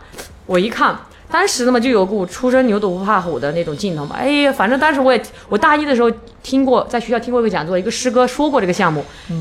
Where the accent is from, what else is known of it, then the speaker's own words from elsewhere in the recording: China; 我们中国人